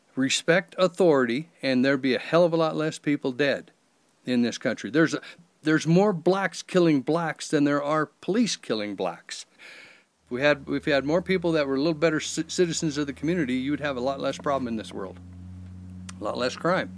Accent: Lander, Wyoming, United States; now in Atlantic City, United States; I'm from Lander.

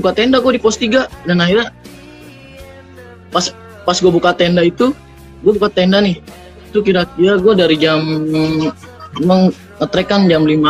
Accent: Jakarta, Indonesia; nah pas di base camp akhirnya gue bilang saya dari Jakarta pak udah jauh-jauh masa saya nggak naik sampai sini

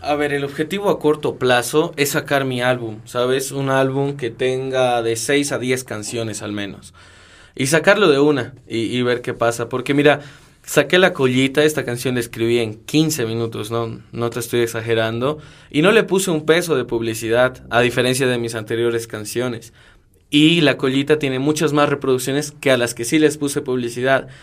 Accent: Cochabamba, Bolivia; also born or lived in Bogotá, Colombia

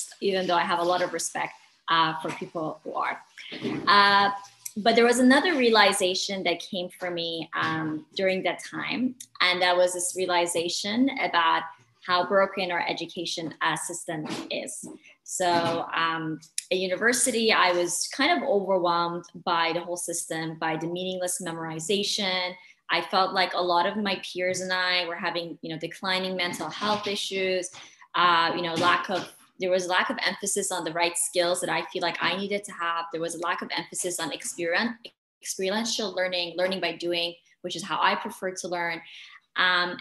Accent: Dubai, United Arab Emirates; I grew up in Dubai, the UAE, which is where I am right now.

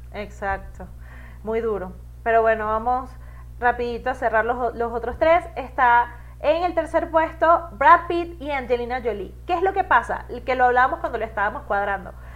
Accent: Venezuela; moved away; como venezolana

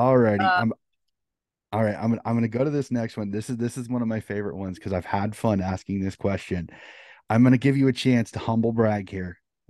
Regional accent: United States; being an American who got into the sport a little bit later

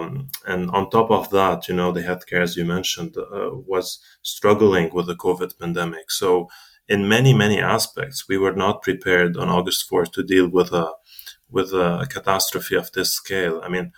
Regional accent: Jezzine, South Governorate, Lebanon; now in United States; I grew up, I was born and raised actually in Lebanon. My parents, both of them are Lebanese. I have, again, very deep bonds with Lebanon. I'm from the south originally, from a small town called Jezzine, which is a beautiful place.

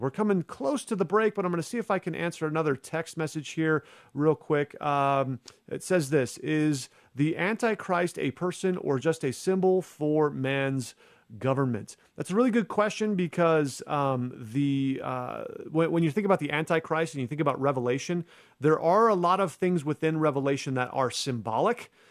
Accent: Arizona, United States; in a church in my home state of Arizona

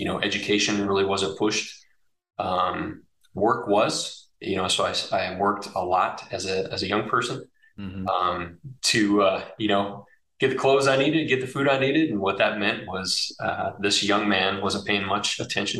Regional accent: Oak Harbor, Washington, United States; moved away; I was born and raised in Oak Harbor, Washington

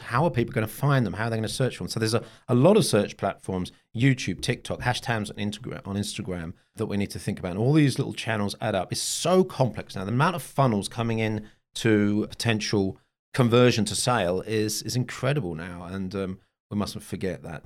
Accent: Bonn, North Rhine-Westphalia, Germany; my hometown of Bonn

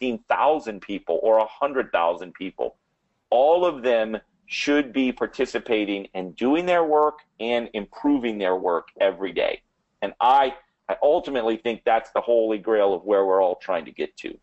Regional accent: New Orleans, Louisiana, United States; accent: New Orleans; my New Orleans accent

